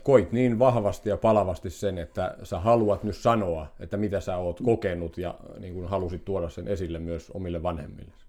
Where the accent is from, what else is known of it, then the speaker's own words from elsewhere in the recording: Finland; synnyin täällä Kyrössä